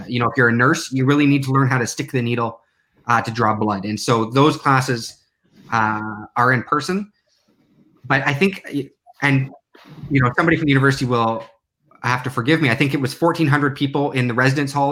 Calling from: Newark, Delaware, United States; I'm calling from Newark, Delaware

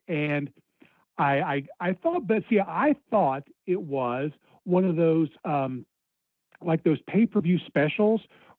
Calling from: Cincinnati, Ohio, United States; from Cincinnati.

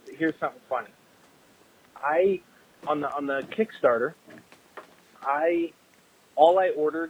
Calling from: Saskatchewan, Canada; I'm listening from Saskatchewan. I like you guys' show. I don't know anyone else well who's listening from Saskatchewan.

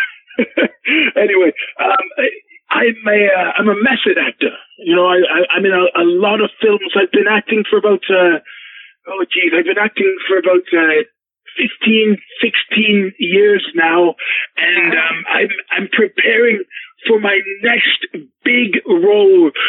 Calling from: Vancouver, British Columbia, Canada; I'm actually calling from Vancouver, uh, British Columbia.

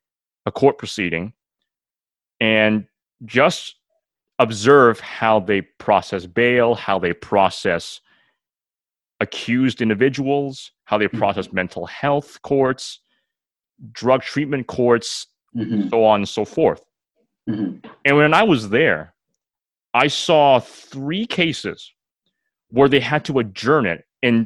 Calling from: Mississauga, Ontario, Canada; despite the fact that I'm recording this from Mississauga

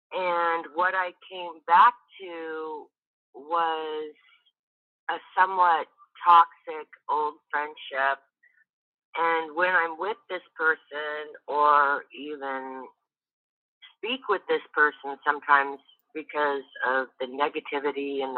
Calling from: Georgia, United States; calling from Georgia.

